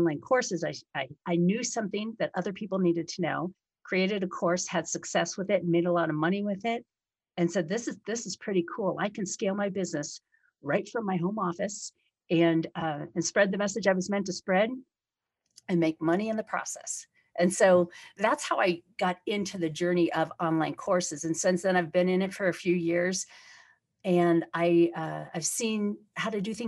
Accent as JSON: {"language": "English", "town": "Detroit", "region": "Michigan", "country": "United States", "tie": "born or raised there", "moved": "yes", "lives_now": "Colorado, United States", "said": "we're from almost very close to each other in Detroit when I was very young"}